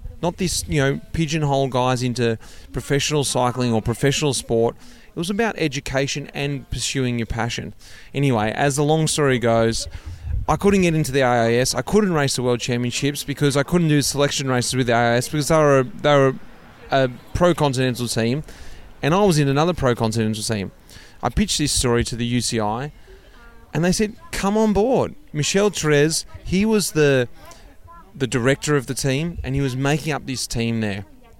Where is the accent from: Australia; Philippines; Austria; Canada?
Australia; moved away as an adult; I came from Australia. I didn't have any experience of the European world.